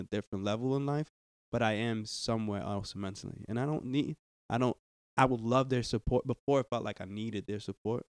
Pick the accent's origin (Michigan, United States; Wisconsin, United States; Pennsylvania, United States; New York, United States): New York, United States; also born or lived in New Jersey